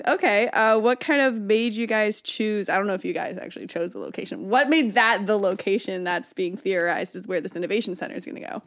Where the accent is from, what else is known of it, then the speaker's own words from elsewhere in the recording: Byron, California, United States; I'm from Byron, so I would say, "I live in Byron,"